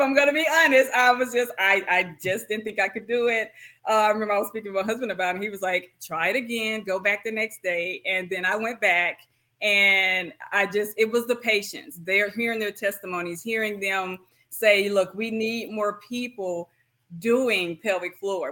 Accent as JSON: {"language": "English", "town": "Kilmichael", "region": "Mississippi", "country": "United States", "also_born_or_lived": "Oklahoma City, Oklahoma", "moved": "as an adult", "lives_now": "Shreveport, United States", "said": "So I'm actually from Killmichael, Mississippi, a big city. Actually, it's kind of small, but it's my heart"}